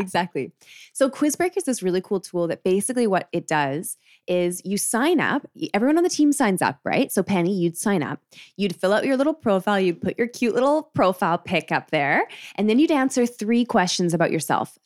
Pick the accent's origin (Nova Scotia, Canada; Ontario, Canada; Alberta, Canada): Alberta, Canada; Calgary; Calgary, which is fair. I get that, uh, which is where I'm from